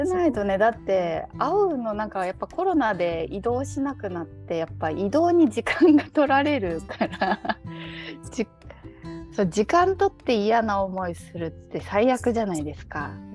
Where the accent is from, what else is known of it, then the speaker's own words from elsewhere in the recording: western Japan, Japan; accent: western (nishi no namari); moved away; 私はちょっと西の訛りもあると思うので